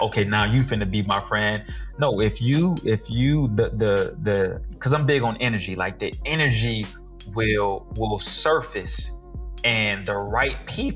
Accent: Michigan, United States; moved away as an adult; We came down from Michigan together. We went to junior high and high school together.

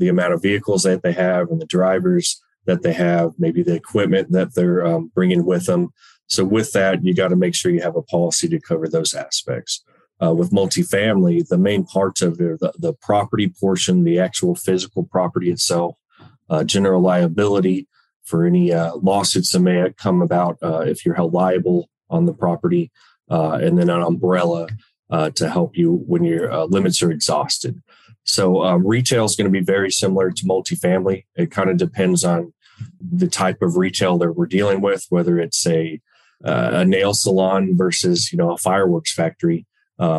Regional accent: Dallas-Fort Worth area, Texas, United States; I'm from the Dallas-Fort Worth area, born and raised

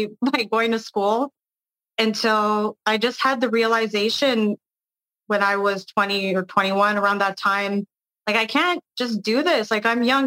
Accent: Montreal, Quebec, Canada; moved away as an adult; now in Toronto, Canada; staying in my hometown

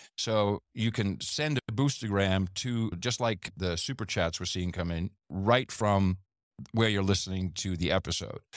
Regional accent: United States; We're both American dudes

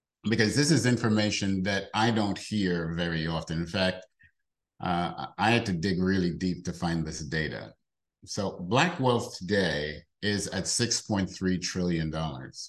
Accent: New York City, New York, United States; I grew up in the South Bronx, in the projects in the South Bronx, New York

